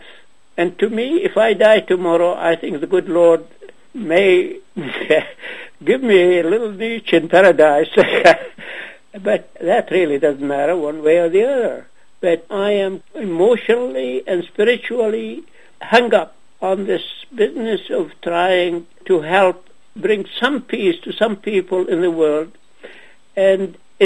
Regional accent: Ajloun, Ajloun Governorate, Jordan; moved away; also born or lived in Nazareth / Ramallah; I was born in Ajloun, which is now in Jordan

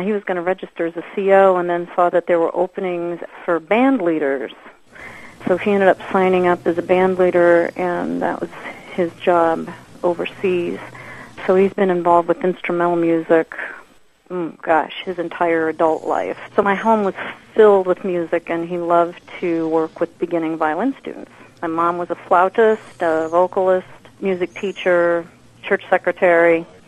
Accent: Winfield, Kansas, United States; also born or lived in Topeka, Kansas; now in Wichita, United States; I grew up in Winfield, Kansas, which is south of here, about 50 miles.

